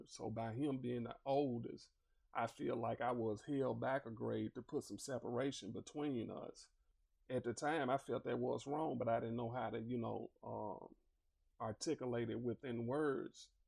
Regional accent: Little Rock, Arkansas, United States; I'm originally from Little Rock, Arkansas. I grew up in uh, the Granite Mountain Housing Projects.

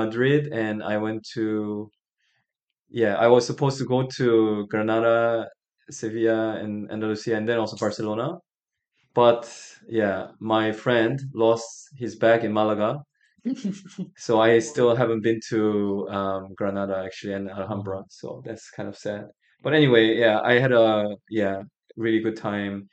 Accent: Busan, South Korea; English is a second language; also born or lived in United States; now in Seoul, South Korea; I grew up in Korea the entire time. I'm originally from Busan

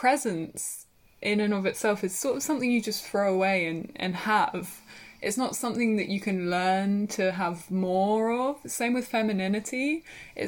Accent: Brighton, South East England, United Kingdom; also born or lived in Worthing; my hometown is Brighton

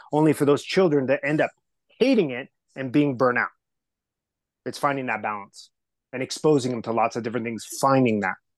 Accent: Southern California, United States; English is a second language; I was raised in Southern California. Um, I was that kid who didn't speak English the very first day of school.

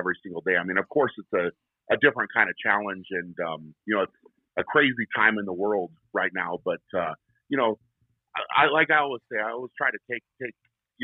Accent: Fort Lupton, Colorado, United States; also born or lived in Brighton, Colorado; I was born and raised in Colorado. I grew up in a small town called Fort Lupton, and we now live in Brighton, which is very close to there

